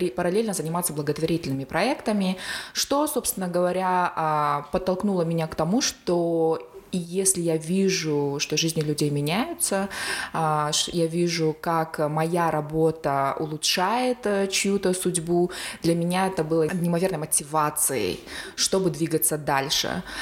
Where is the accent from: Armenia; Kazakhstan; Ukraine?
Kazakhstan; Semey, Abai Region; преподавала социальную работу в медакадемии в городе Семей, в моем родном городе.